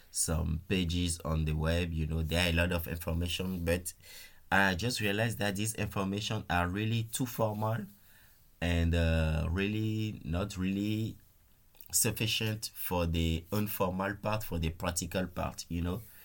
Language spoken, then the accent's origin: English; Benin; moved away as an adult; also born or lived in France; now in Luxembourg; I'm originally from Benin Republic in West Africa.